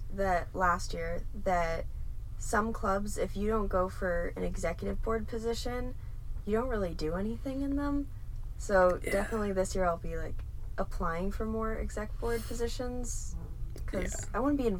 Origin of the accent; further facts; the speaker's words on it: California, United States; moved away; I'm from California